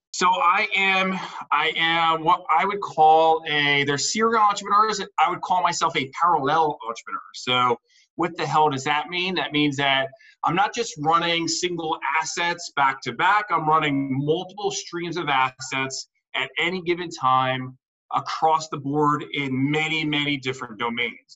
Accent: New Jersey, United States; I'm from New Jersey

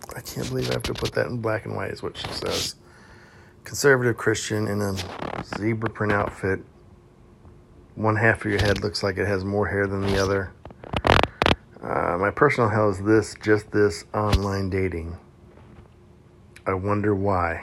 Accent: Houston, Texas, United States; I grew up in Texas, like south uh, west Houston, Texas

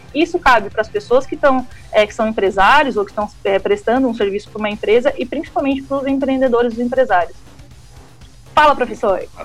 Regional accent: Criciúma, Santa Catarina, Brazil; moved away as an adult; now in São Paulo, Brazil; sou da terrinha, sou de Criciúma, estou aqui em São Paulo desde 2017

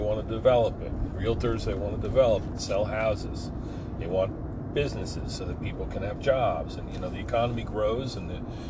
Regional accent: Forked River, New Jersey, United States; my hometown of Forked River

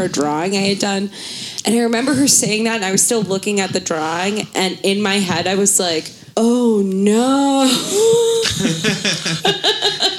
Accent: Baltimore, Maryland, United States; I grew up in Baltimore City

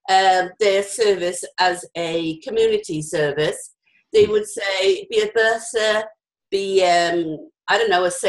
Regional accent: Wales, United Kingdom; I'm Welsh

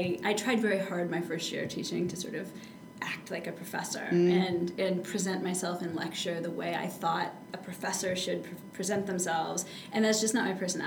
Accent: Traverse City, Michigan, United States; also born or lived in Midland, Michigan; I was actually born in Midland, and I grew up in Traverse City.

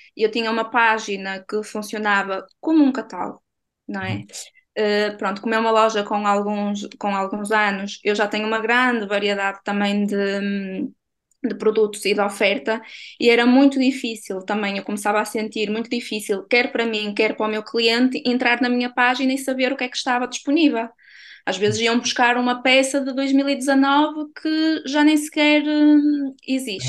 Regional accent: Barcelos, Braga, Portugal; sou natural de Barcelos

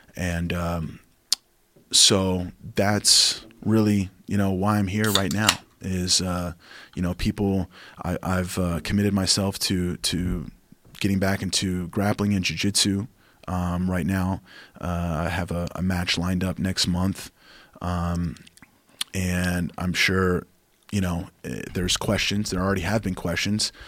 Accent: Oklahoma, United States; now in Austin, United States; my home state, outside of Oklahoma

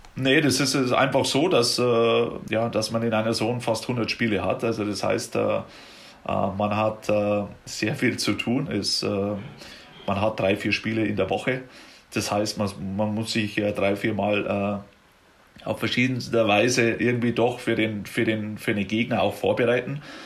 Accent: Germany; now in United States; bei uns jetzt in Deutschland

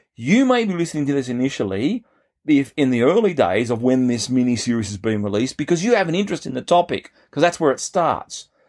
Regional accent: Australia; as an Australian growing up

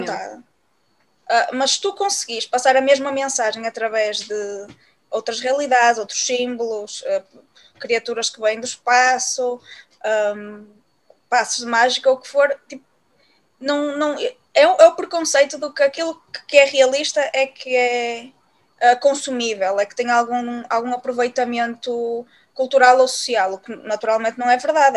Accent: Viana do Castelo, Norte, Portugal; now in Braga, Portugal; nasci em Viana do Castelo, mas eu agora vivo, uh, não é? E, e vivo em Braga

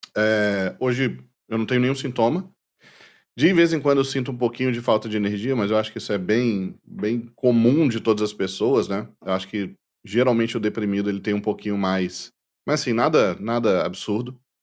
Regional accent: Brazil; nós brasileiros

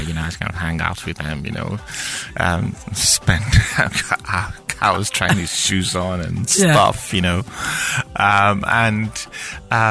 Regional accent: Lagos, Nigeria; also born or lived in Ogun State / Abeokuta; I grew up in Lagos

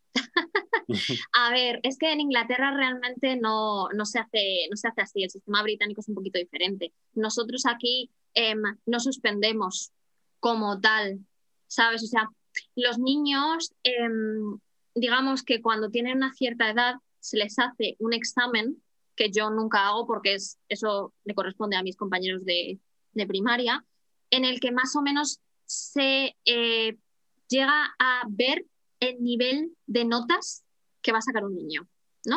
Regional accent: Madrid, Community of Madrid, Spain; moved away as an adult; now in Horsham, United Kingdom; Yo soy de Madrid

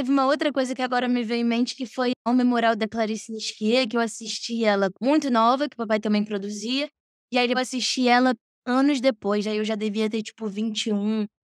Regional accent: France; born there; Eu nasci na França e vim direto para o colégio francês.

